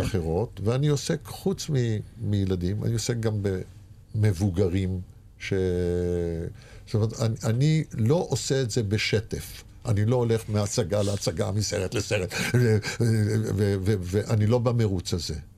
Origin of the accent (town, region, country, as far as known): Israel; born or raised there